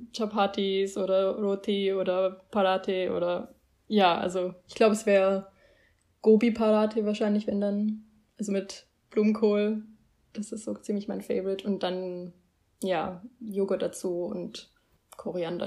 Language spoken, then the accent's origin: German; Germany; ich bin hier in Deutschland aufgewachsen